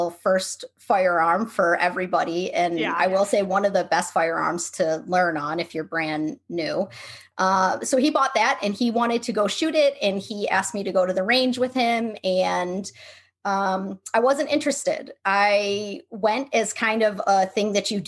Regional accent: Buffalo, New York, United States; now in Seattle, United States; We're from Buffalo, New York, but we live in Seattle now

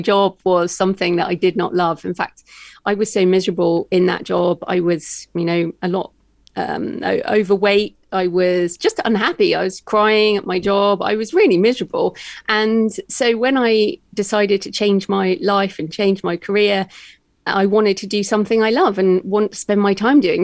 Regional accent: United Kingdom; accent: British; moved away as an adult; also born or lived in Australia; I'm British, as you can tell by my accent.

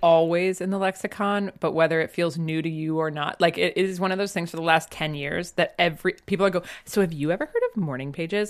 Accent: Northeast, United States; I grew up in the Northeast

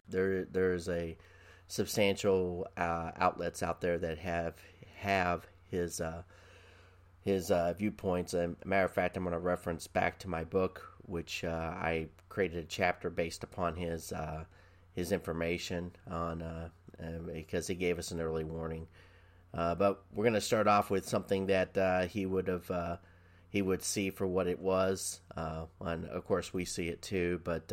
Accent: Quantico, Virginia, United States; born there; I was born in Quantico, Virginia.

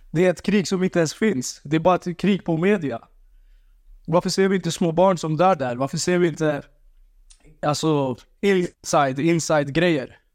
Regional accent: Sweden; Ja, det stämmer. Mina föräldrar. Men jag är född här i Sverige. Jag älskar Sverige för det här landet. Och för att jag bor här, som sagt.

